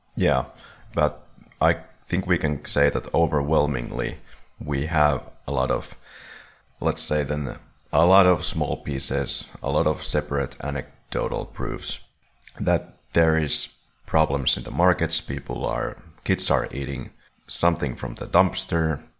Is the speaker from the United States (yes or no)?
no; Finland; we're from Finland